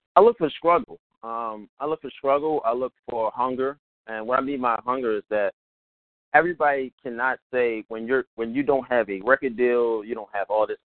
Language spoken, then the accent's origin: English; Baltimore, Maryland, United States; I'm from Baltimore, where you know you'll see a whole bunch of things if you just go downtown